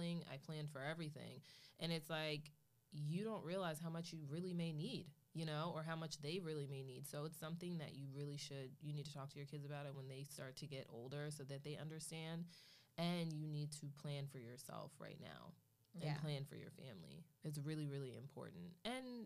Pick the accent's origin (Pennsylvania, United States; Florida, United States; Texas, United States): Pennsylvania, United States; Philadelphia; growing up in Philly